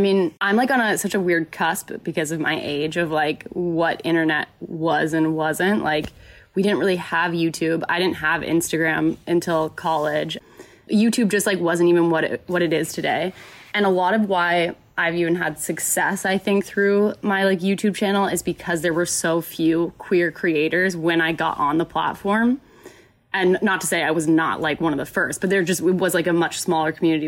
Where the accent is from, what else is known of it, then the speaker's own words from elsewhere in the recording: Carrollton, Texas, United States; moved away as an adult; also born or lived in Oklahoma; I grew up in Dallas, Texas, technically in Carrollton, so like the suburbs of Dallas